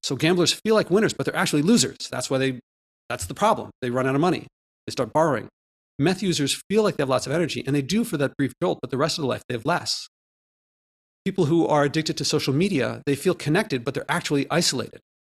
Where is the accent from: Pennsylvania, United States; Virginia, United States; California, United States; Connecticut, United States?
Pennsylvania, United States; Philadelphia; also born or lived in Ahmedabad, India; I grew up in Philadelphia, but then I spent a formative year in, in India as a child